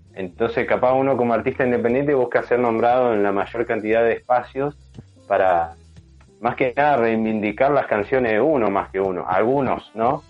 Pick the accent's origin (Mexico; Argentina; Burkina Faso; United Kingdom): Argentina; San Martín de los Andes, Neuquén; yo me crié en San Martín de los Andes también, soy de Neuquén y bueno, me crié allá en San Martín